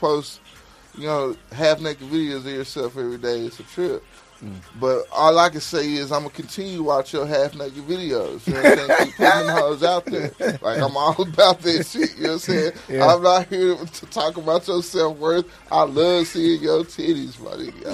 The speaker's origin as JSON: {"language": "English", "town": "Dallas", "region": "Texas", "country": "United States", "said": "I'm from Dallas"}